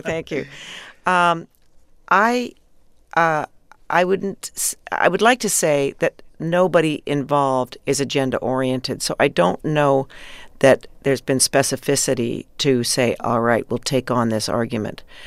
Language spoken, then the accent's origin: English; Canada; being Canadian, of course, growing up in Canada